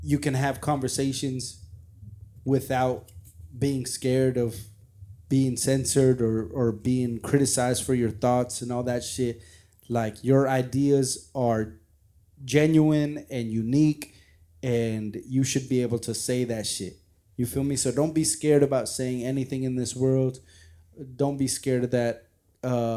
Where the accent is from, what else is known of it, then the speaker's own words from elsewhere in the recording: San Diego, California, United States; growing up in San Diego